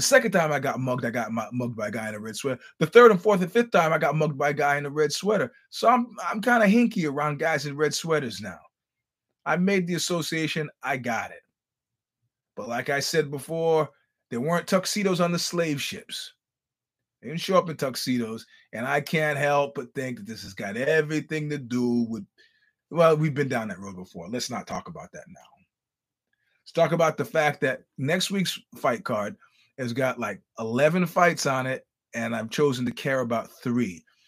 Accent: United States; I'm just an American trying to get through a conversation.

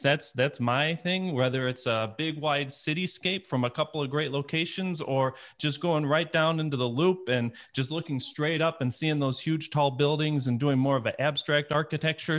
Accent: Detroit, Michigan, United States; moved away; I'm originally from the Detroit area

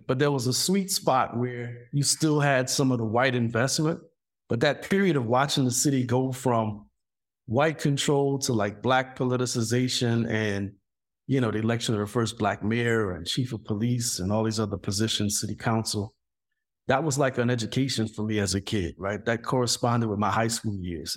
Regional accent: South Louisiana, United States; moved away; I grew up in Louisiana during the period of the Carson expansion

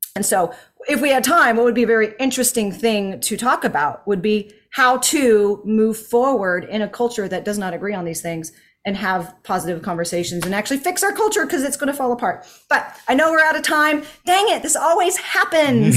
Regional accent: United States; as an American

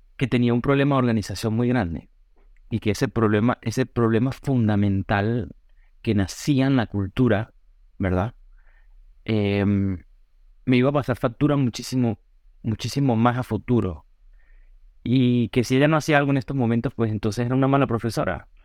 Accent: Táchira, Venezuela; moved away as an adult; now in New York, United States; en las mismas escuelas, en un pueblo muy bonito en la montaña de los Andes, prácticamente, a una hora de San Cristóbal

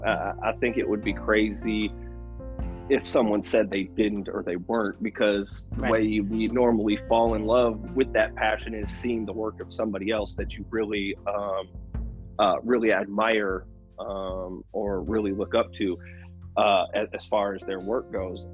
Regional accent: Milwaukee, Wisconsin, United States; moved away; I'm from Milwaukee, Wisconsin originally

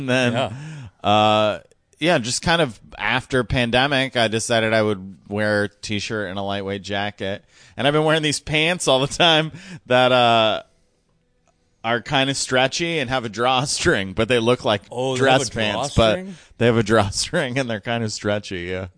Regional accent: Elkhart, Indiana, United States; Elkhart, Indiana. It's near South Bend.

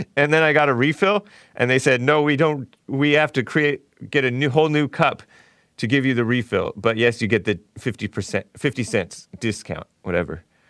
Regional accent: Temple City, California, United States; also born or lived in El Monte; I grew up in Temple City

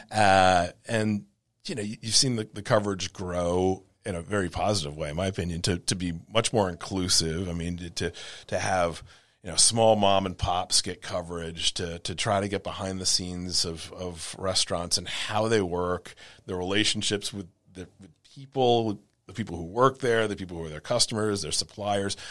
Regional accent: Rhode Island, United States; moved away as an adult; now in New Orleans, United States; a small town newspaper in my hometown in Rhode Island

